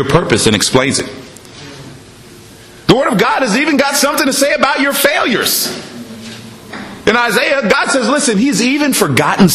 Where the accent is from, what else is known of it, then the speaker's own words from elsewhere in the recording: Washington, United States; moved away as an adult; also born or lived in Los Angeles; me and my wife, we're from Washington in the United States. We moved to Los Angeles before we come here